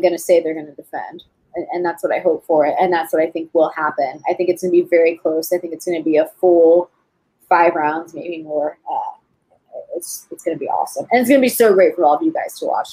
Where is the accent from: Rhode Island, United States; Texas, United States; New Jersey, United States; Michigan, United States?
Texas, United States; also born or lived in Fort Polk, Louisiana; I'm from Texas, and when I was in high school, we uh, our dance team came to California to compete in nationals